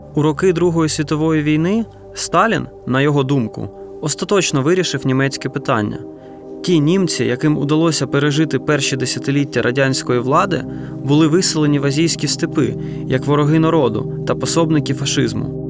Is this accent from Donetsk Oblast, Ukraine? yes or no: yes; Donetsk, Donetsk Oblast, Ukraine; Я сам народився та виріс в Донецьку